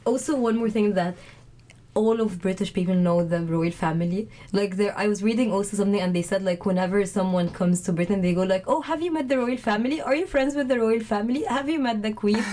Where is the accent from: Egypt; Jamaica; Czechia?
Egypt; now in United Kingdom; I'm from Egypt